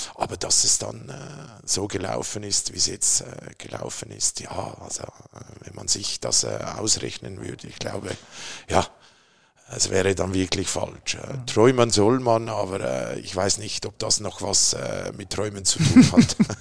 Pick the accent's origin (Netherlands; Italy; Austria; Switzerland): Switzerland; Zurich; moved away as an adult; also born or lived in Triengen, Lucerne; now in Berlin, Germany; geboren bin ich in Zürich